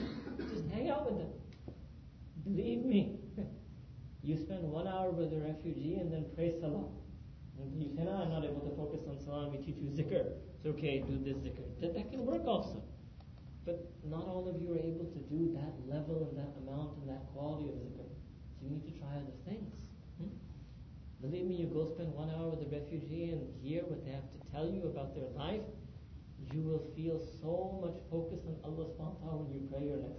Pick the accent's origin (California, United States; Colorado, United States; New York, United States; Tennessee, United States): New York, United States; New York City; moved away as an adult; also born or lived in Pakistan; being born and raised in New York City